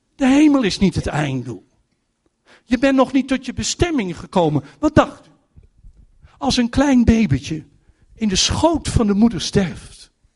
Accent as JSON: {"language": "Dutch", "country": "Netherlands", "said": "als Nederlanders"}